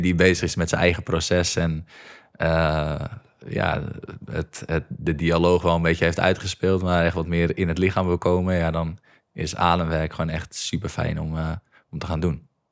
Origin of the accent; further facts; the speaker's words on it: Egmond, North Holland, Netherlands; ik kom hier uit Egmond. En dat is echt gewoon een klein dorpje met 2000 eh, mensen